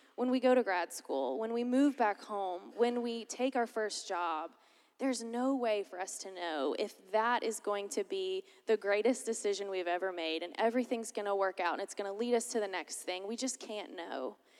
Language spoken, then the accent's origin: English; Lakeland, Florida, United States; moved away as an adult; I'm originally from Lakeland, Florida